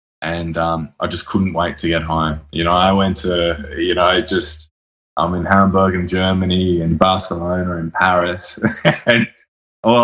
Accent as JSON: {"language": "English", "town": "Sydney", "region": "New South Wales", "country": "Australia", "tie": "born there", "also_born_or_lived": "Brisbane / Hobart / Mount Isa", "said": "I was born in Sydney. I've lived in Brisbane and Hobart. I did a lot of growing up there and a little bit of university there."}